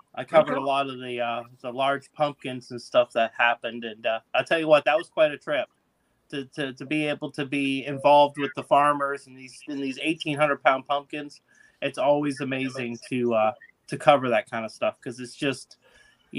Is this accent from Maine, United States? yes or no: yes; Maine, United States; now in Circleville, United States; down here in Ohio, I'm from Maine, and down here in Ohio, everybody says pop instead of soda. In Maine, they say soda